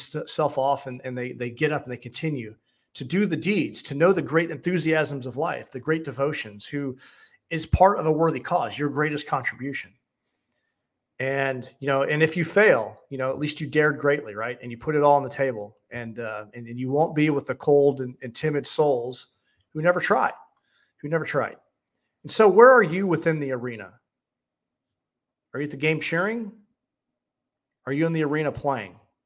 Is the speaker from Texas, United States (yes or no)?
no; St. Louis, Missouri, United States; I'm from St. Louis